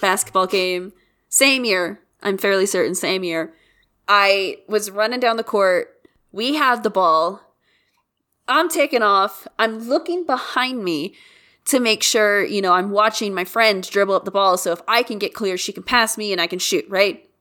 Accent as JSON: {"language": "English", "country": "United States", "said": "as an American"}